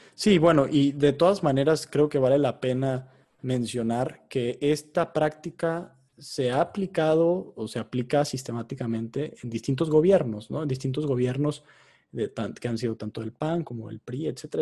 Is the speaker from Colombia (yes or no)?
no; Mexico; nosotros como mexicanos